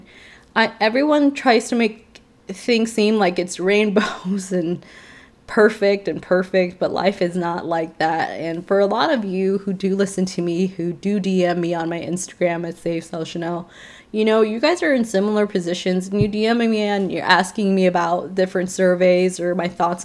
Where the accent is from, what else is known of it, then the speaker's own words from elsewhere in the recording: Chicago, Illinois, United States; moved away; I was raised in Chicago